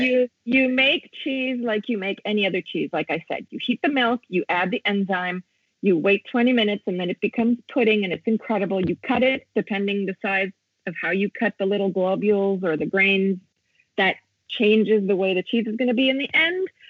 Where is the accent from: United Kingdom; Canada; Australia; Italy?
Italy; also born or lived in United States; I'm also half American because I was born in the States and raised here.